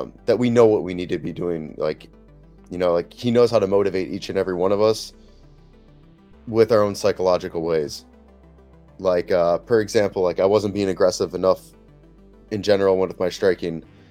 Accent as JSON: {"language": "English", "town": "Chicago", "region": "Illinois", "country": "United States", "tie": "born or raised there", "moved": "yes", "lives_now": "San Diego, United States", "said": "I grew up in Chicago"}